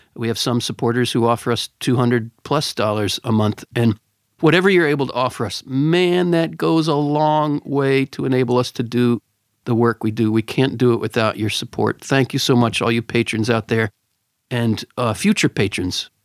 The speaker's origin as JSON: {"language": "English", "region": "Pennsylvania", "country": "United States", "tie": "born or raised there", "said": "I grew up in Pennsylvania"}